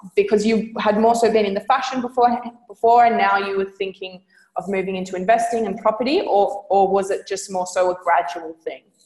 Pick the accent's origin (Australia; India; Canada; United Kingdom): Australia; I'm from Australia